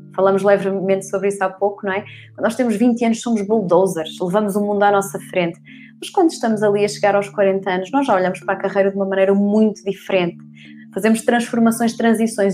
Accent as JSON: {"language": "Portuguese", "town": "Porto", "region": "Norte", "country": "Portugal", "moved": "yes", "lives_now": "Loures, Portugal", "said": "eu sou do Porto, fomos, eu vivo em Louros"}